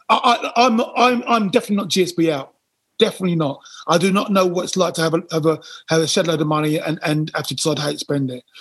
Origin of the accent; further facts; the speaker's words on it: United Kingdom; again, we're British.